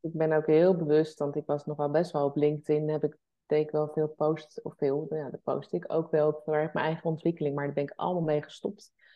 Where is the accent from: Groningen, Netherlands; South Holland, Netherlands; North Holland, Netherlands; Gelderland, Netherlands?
South Holland, Netherlands; the West; wij komen natuurlijk uit het Westen. Zeg maar Den Haag, Leiden.